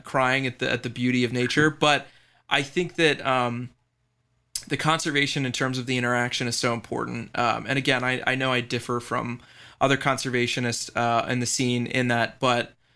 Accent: Baltimore, Maryland, United States; I grew up, you know, going to the aquarium here in Baltimore

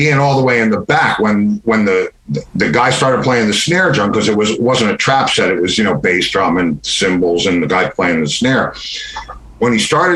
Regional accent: White Plains, New York, United States; moved away as an adult; now in Florida, United States; In White Plains, New York, in a garden apartment

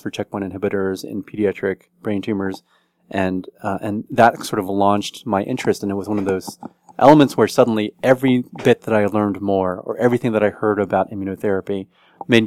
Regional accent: College Station, Texas, United States; now in Washington, D.C., United States; I grew up in Texas, and a small town in Texas, College Station, Texas, that's where Texas A&M University is, where my parents taught, and had a great upbringing there

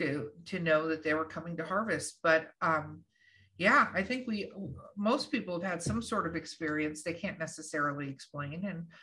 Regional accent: Los Angeles, California, United States; moved away; also born or lived in New Mexico; I grew up in Hollywood, California

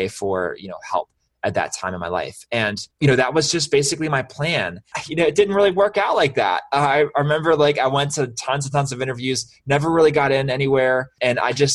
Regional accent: Baltimore, Maryland, United States; I'm from Baltimore

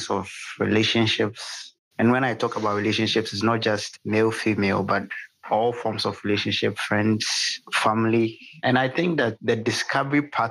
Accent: Ghana; I'm from Ghana

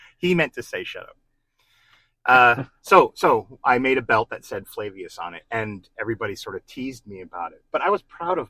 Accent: New Jersey, United States; And I'm from New Jersey.

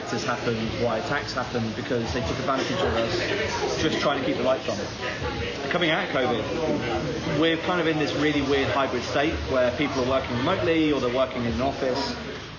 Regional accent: South West England, United Kingdom; I am from the southwest of England, so my team is Bristol City

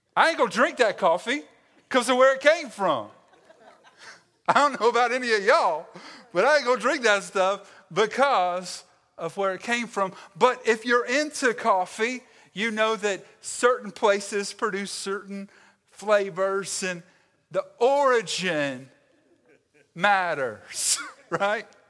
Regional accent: Stanly County and the Lowcountry, South Carolina, United States; I am from the South. I am distinctively Southern, all right? My origins are wrapped up in Stanley County and in Lower State, South Carolina.

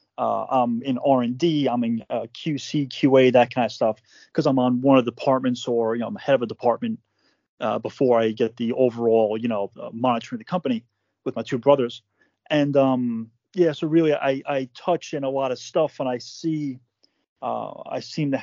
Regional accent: Long Island, New York, United States; born and raised in New York, Long Island, about an hour out from Manhattan, suburbia.

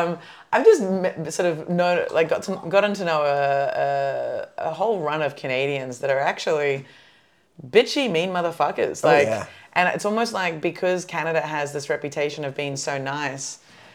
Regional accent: New Zealand; As a Kiwi, when I identify more as a Kiwi than an Aussie, I am very exotic.

